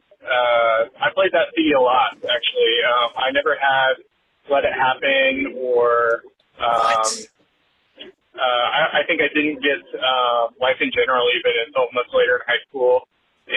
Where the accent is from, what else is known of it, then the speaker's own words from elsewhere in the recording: McPherson, Kansas, United States; also born or lived in Great Bend, Kansas; I was born in Great Bend, but I grew up in McPherson.